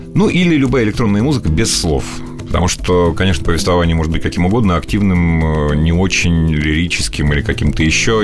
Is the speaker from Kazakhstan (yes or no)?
yes; Northern Kazakhstan, Kazakhstan; moved away; Я родился и вырос в Северном Казахстане, как раз э, примерно между космодромом и ядерным полигоном в Семипалатинске